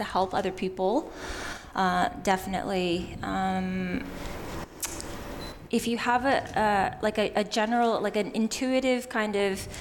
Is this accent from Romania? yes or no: no; Canada; moved away as an adult; now in Australia; You might notice from my non-Aussie accent. I was born and raised in Canada.